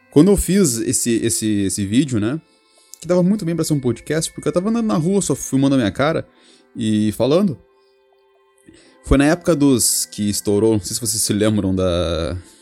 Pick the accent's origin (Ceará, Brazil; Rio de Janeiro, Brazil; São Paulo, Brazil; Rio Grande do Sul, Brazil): Rio Grande do Sul, Brazil; Rio Grande; moved away as an adult; now in Portugal; eu sou do Brasil, né? Sou do Rio Grande do Sul, cidade de Rio Grande.